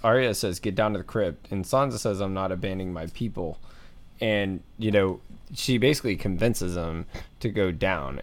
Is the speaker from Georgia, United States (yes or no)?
yes; Atlanta, Georgia, United States; moved away; I'm from Atlanta, Georgia, originally